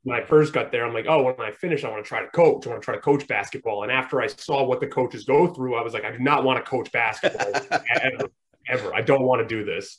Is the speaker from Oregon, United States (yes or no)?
no; Rhode Island, United States; I'm from Rhode Island, so I you know I moved uh, to I moved to a different town in Rhode Island